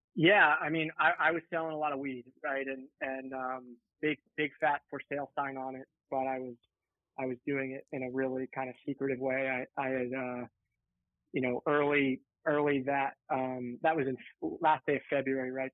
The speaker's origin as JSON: {"language": "English", "area": "right outside Philadelphia", "region": "Pennsylvania", "country": "United States", "tie": "born or raised there", "said": "I grew up in right outside Philadelphia in an affluent area"}